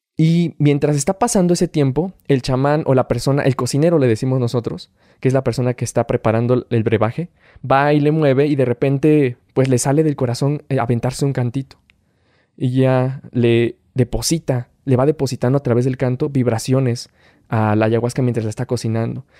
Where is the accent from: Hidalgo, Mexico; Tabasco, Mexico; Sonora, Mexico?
Hidalgo, Mexico; Tula de Allende; soy originario de Tula Hidalgo